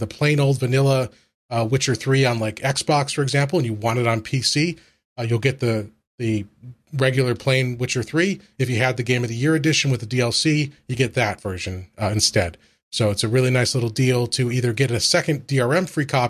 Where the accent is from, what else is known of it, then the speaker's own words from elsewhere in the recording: Buffalo, New York, United States; Everybody knows I'm a hockey fan. I'm from Buffalo.